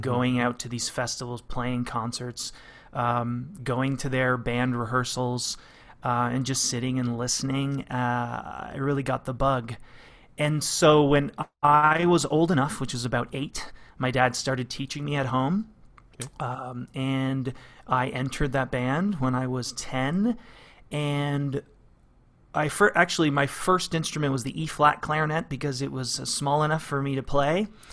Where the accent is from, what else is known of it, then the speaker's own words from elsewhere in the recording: London, Ontario, Canada; moved away as an adult; also born or lived in Arizona; I was, uh, born and raised in London, Ontario. uh, to Portuguese parents.